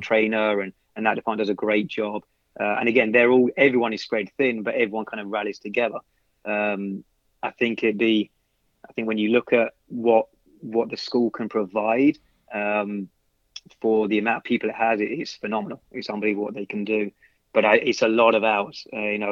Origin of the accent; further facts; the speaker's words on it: London, United Kingdom; now in United States; I grew up in London